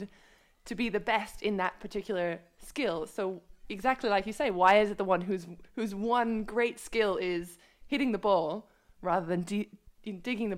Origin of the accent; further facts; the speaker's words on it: United States; I am British. I have British blood, but I grew up in the States and played most of my volleyball in the States